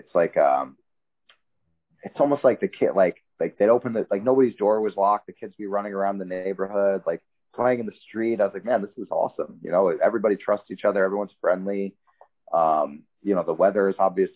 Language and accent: English; New York City, New York, United States; growing up in New York, especially Manhattan, it's like a kind of a scrappy environment